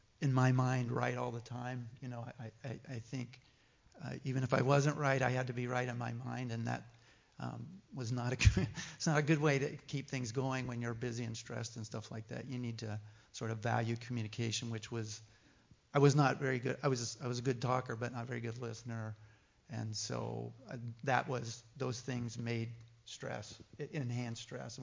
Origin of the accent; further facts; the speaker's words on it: West Virginia, United States; moved away; we are from West Virginia